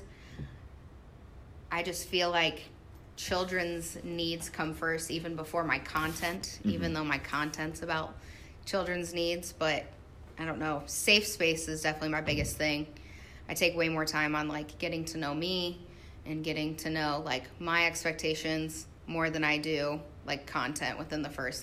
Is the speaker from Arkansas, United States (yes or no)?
no; Ottumwa, Iowa, United States; also born or lived in Des Moines, Iowa; I'm from Ottumwa, Iowa